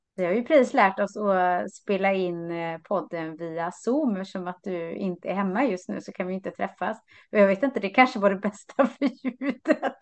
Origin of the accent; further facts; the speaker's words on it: Lysekil, Västra Götaland, Sweden; moved away as an adult; also born or lived in Uddevalla; now in Sotenäs, Sweden; Jag har ju bott där nästan hela livet